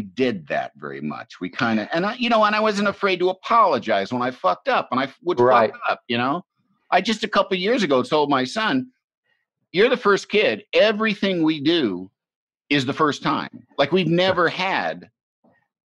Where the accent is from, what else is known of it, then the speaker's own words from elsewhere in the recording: Illinois, United States; also born or lived in Michigan; I grew up in Illinois. I grew up in the Midwest. I was born in Michigan.